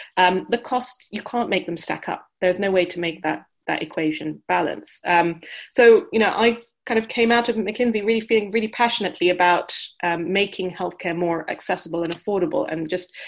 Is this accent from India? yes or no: yes; India; also born or lived in United Kingdom; I grew up in India and the UK from a medical family background